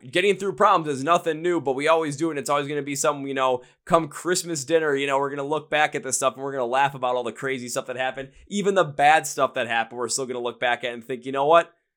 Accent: Wisconsin, United States; we're from Wisconsin

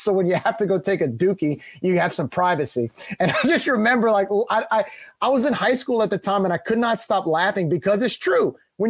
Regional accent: New Orleans, Louisiana, United States; I grew up in New Orleans.

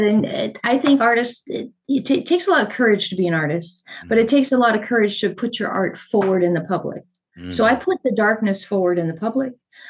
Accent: California, United States; also born or lived in La Puente / Arizona / New Mexico / Texas; And I was raised in Southern California, Arizona, New Mexico, and a little bit blipping and out of Texas, and I joined the service out of New M

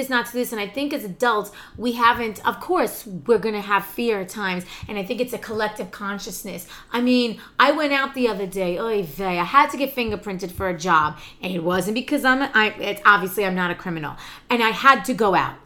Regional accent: New Jersey, United States; I grew up out right outside New Jersey

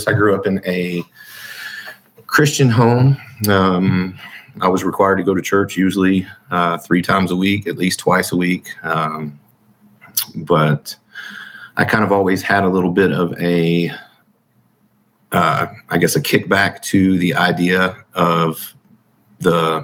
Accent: Huntsville, Alabama, United States; I was born in 1980 in Huntsville, Alabama

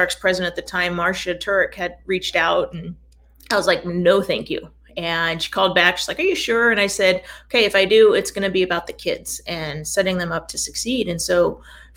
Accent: Escondido, California, United States; also born or lived in Portland, Oregon; I grew up in Escondido and went up to University of Portland

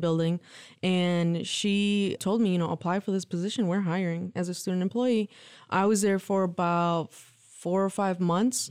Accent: Lansing, Michigan, United States; also born or lived in Mexico; My parents immigrated to the U.S. when I was three. They brought my brother and I. Um, my brother's a year old, younger than me, so okay. he's two and I was three. They migrated to um, Lansing, Michigan

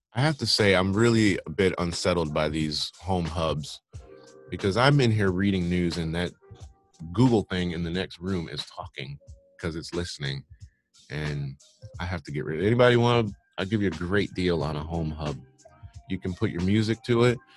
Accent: Michigan, United States; moved away; I'm from Michigan

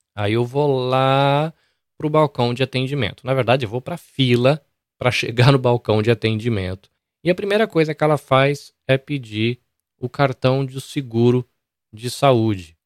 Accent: Brazil; now in Japan; eu sou brasileiro ou espanhol

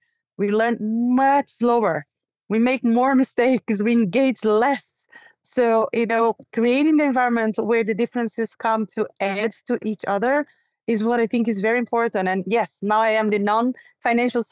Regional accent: Brazil; moved away; also born or lived in New York; live in this country where I was born and raised, Brazil

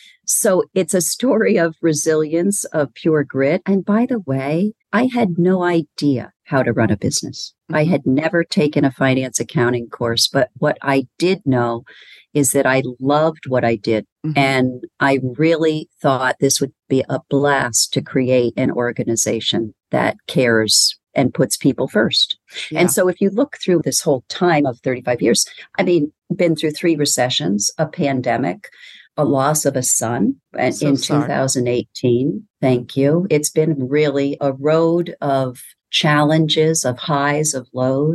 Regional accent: Burlington, Vermont, United States; I was born and raised in Burlington, Vermont, four of five kids.

